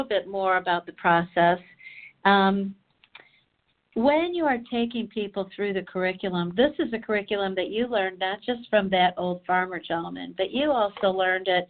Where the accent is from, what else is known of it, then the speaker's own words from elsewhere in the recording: Chicago, Illinois, United States; I'm from Chicago